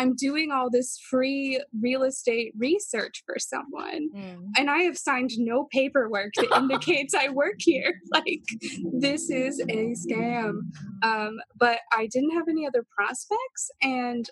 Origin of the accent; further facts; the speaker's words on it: the South, United States; moved away as an adult; now in New York City, United States; There's more than like 3 races in my hometown